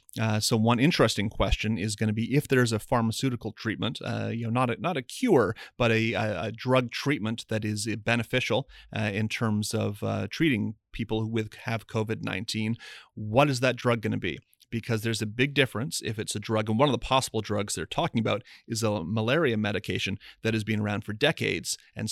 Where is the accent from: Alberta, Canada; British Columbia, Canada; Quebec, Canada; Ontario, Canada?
Ontario, Canada; Windsor; I grew up in Windsor, have a lot of friends who work in either the auto industry or manufacturing related to the auto industry.